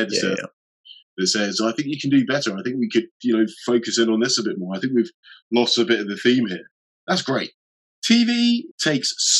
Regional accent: United Kingdom; as British people

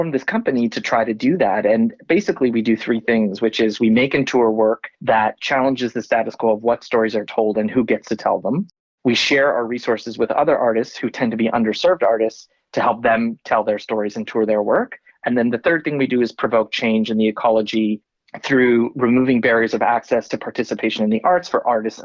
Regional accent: Canada; moved away as an adult; I was born in Canada of Indian parents.

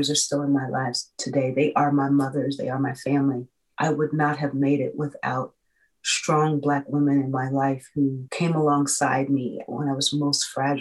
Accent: Indianapolis, Indiana, United States; I was a girl who was born and raised in Indianapolis, Indiana

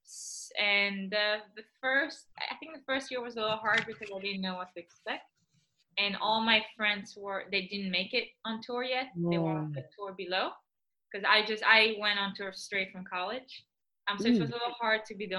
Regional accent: Israel; also born or lived in Belgium; now in Florida, United States; I was born in Belgium, and then when I was 6 years old, we moved to Israel

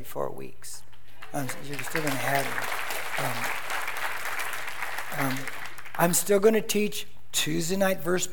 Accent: Corona, California, United States; Where I grew up in Corona, it was a dirt street, the house I grew up in when I first moved there

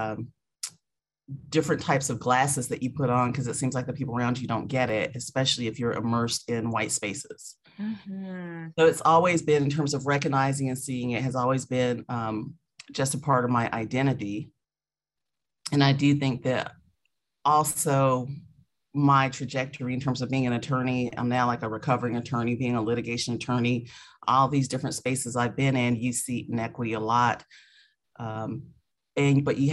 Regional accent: Spartanburg, South Carolina, United States; moved away as an adult; also born or lived in Seattle; now in Atlanta, United States; I was raised in South Carolina. So I absolutely consider myself to be a Southerner

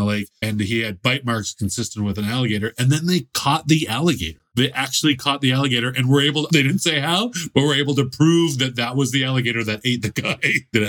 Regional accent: Canada; this is what freaks me out as a Canadian.

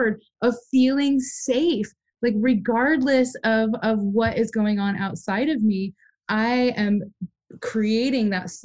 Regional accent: Midwest, United States; I come from the Midwest

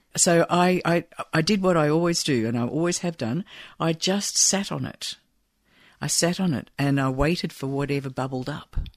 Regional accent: Falkirk, Scotland, United Kingdom; I was born there and I lived, I grew up with my grandparents in a little sort of suburb called West Quarter

